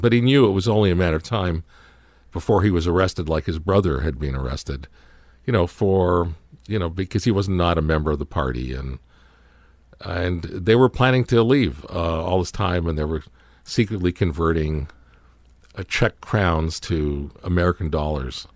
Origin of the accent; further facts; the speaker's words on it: Toronto, Ontario, Canada; we were all growing up in Canada, in Toronto